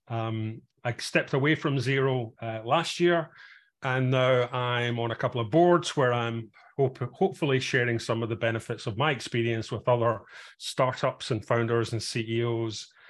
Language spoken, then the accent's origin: English; Glasgow, Scotland, United Kingdom; moved away as an adult; also born or lived in south of England, an hour north of London; now in England, United Kingdom; I'm originally from Glasgow